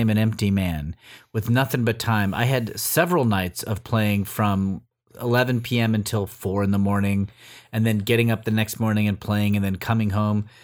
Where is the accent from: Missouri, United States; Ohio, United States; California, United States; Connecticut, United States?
California, United States; Los Angeles; in my hometown of L A.